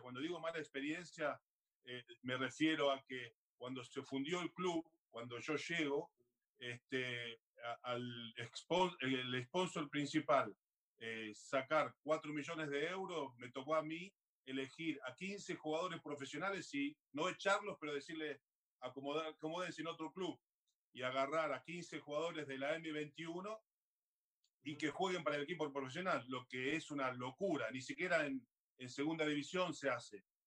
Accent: Argentina; moved away as an adult; also born or lived in Australia; now in Paris, France; yo soy, tengo raíces, soy argentino

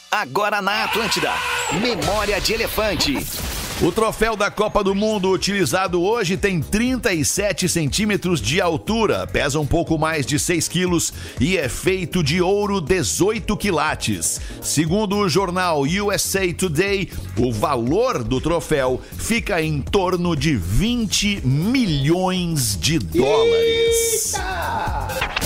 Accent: Passo Fundo, Rio Grande do Sul, Brazil; sou gaúcha de Passo Fundo.

